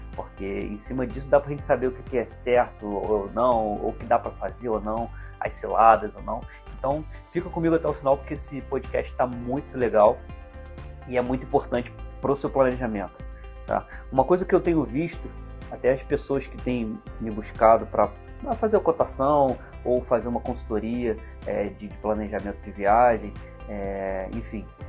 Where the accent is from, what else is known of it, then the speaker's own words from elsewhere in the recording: Teresópolis, Rio de Janeiro, Brazil; eu sou de Teresópolis, uma cidade serrana, eu fiz tudo em, eh, no Rio de Janeiro, capital